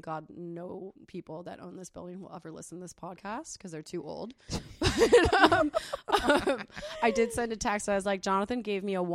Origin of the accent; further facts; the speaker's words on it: San Diego, California, United States; I grew up in Little Italy, like two or three blocks away